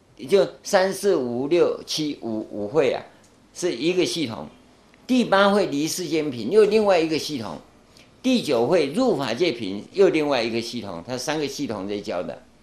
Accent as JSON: {"language": "Chinese", "country": "Taiwan", "tie": "born or raised there", "first_language": "Taiwanese Hokkien", "second_language": "Chinese", "said": "我们在台湾啊，那时候台湾刚光复啊，教我们讲国语啊"}